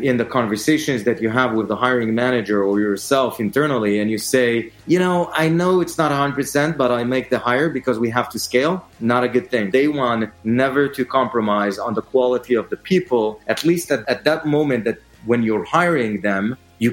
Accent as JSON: {"language": "English", "country": "Israel", "moved": "as an adult", "lives_now": "New York, United States", "said": "I am originally from Israel. I moved here to New York as part of Bizbo's growth"}